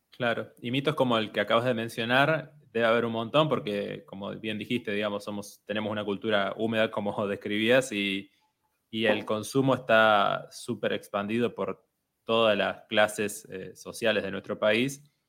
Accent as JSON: {"language": "Spanish", "country": "Argentina"}